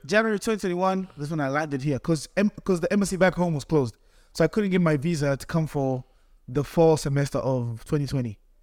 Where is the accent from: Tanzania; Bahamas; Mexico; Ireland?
Tanzania; now in Cleveland, United States; I'm young boy from Tanzania, came to Cleveland for school